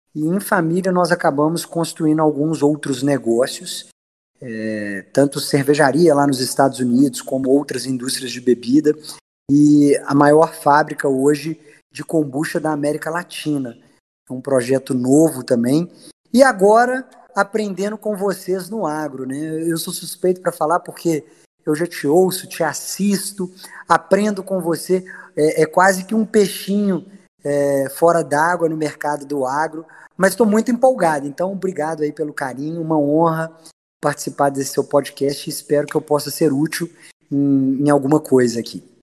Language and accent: Portuguese; Minas Gerais, Brazil; como um bom mineiro